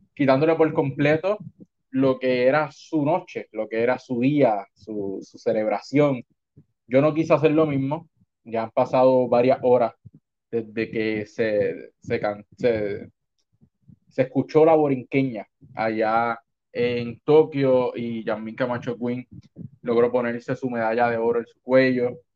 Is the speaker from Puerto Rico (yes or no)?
yes; Puerto Rico